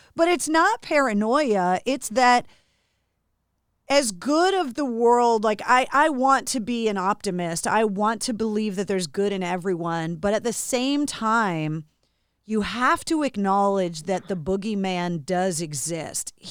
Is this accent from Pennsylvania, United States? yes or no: no; Massachusetts, United States; born and raised in Massachusetts